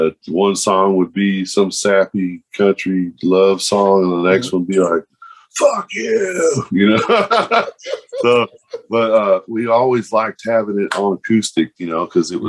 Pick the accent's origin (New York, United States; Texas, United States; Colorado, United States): Texas, United States; Fort Worth; Both of us right here, born and bred on chicken fried steaks and illegal weed.